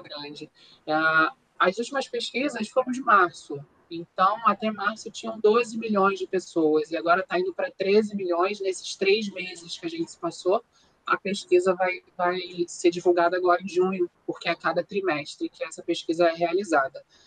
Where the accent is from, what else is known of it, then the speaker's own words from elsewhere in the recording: Brazil; nós somos brasileiros